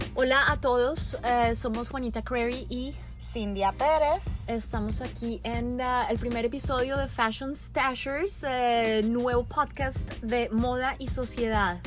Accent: Colombia; now in Miami, United States; yo soy colombiana

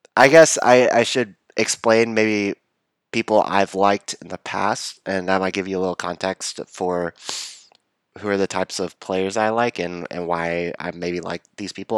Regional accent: Texas, United States; moved away; also born or lived in Chapel Hill, North Carolina; So, I grew up in Texas.

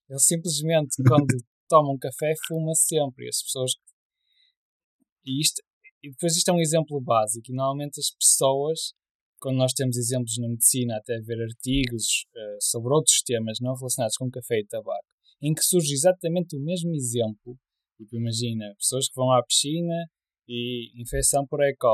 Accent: Porto, Norte, Portugal; eu nasci no Porto

